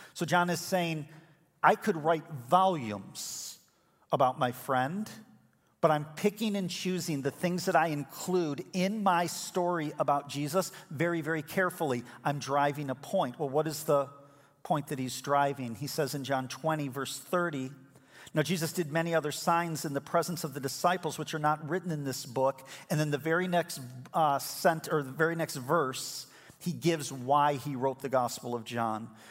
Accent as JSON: {"language": "English", "town": "Elmhurst", "region": "Illinois", "country": "United States", "tie": "born or raised there", "said": "We were born in the same hospital in Elmhurst, Illinois"}